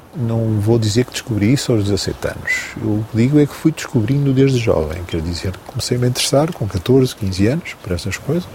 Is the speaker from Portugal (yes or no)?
yes; Maia, Porto District, Portugal; Nasci em Águas Santas, Maia, junto à circunvalação, no Porto